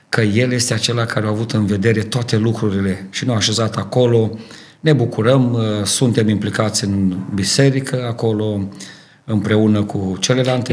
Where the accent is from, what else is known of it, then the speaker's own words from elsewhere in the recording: Dorohoi, Botoșani County, Romania; moved away as an adult; now in Ardooie, Belgium; Eu sunt originar din Dorohoi, România